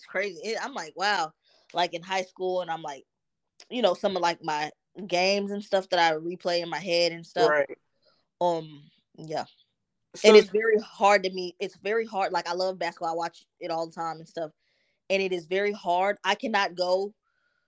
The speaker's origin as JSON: {"language": "English", "town": "Dallas", "region": "Texas", "country": "United States", "tie": "born or raised there", "also_born_or_lived": "New Jersey", "said": "in the neighborhoods and where I grew up in Dallas"}